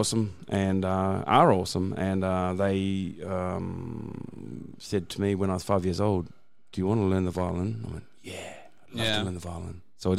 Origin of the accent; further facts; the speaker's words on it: Auckland, New Zealand; moved away as an adult; now in Brisbane, Australia; I grew up in Auckland. It's a bigger city in New Zealand. It's pretty much the same size as Brisbane.